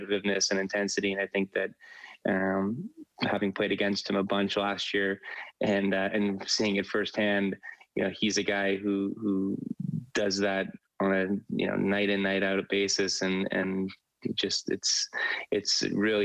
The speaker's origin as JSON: {"language": "English", "town": "Toronto", "region": "Ontario", "country": "Canada", "tie": "born or raised there", "said": "I grew up in Toronto, obviously a very big hockey city"}